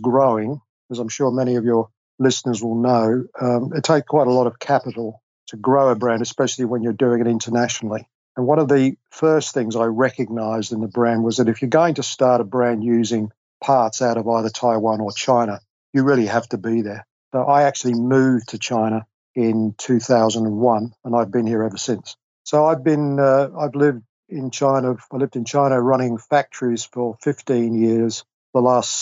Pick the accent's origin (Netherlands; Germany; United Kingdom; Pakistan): United Kingdom; London; moved away as an adult; also born or lived in Australia; I grew up and was educated in England